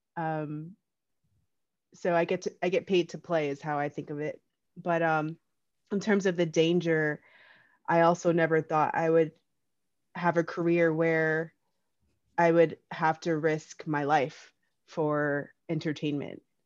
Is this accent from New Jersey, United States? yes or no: yes; Union, New Jersey, United States; I'm from Union, New Jersey. I grew up with, uh, four brothers